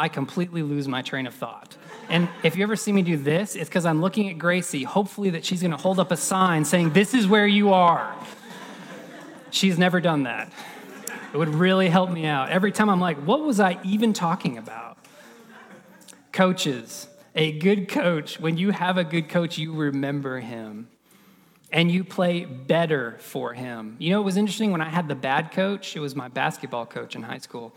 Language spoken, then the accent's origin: English; Florida, United States; I grew up in Florida